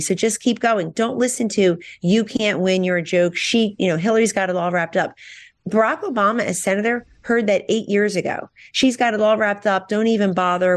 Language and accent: English; Hamilton, New Jersey, United States; my hometown of Hamilton, New Jersey, Blueberry Capital of the World.